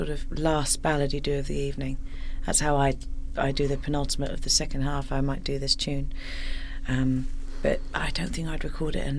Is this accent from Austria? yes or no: no; London, United Kingdom; now in Brighton, United Kingdom; I was born in South London. I was born in Wimbledon